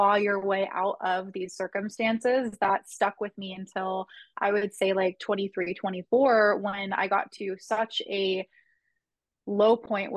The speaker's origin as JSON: {"language": "English", "region": "Southern California", "country": "United States", "tie": "born or raised there", "said": "where I grew up in Southern California"}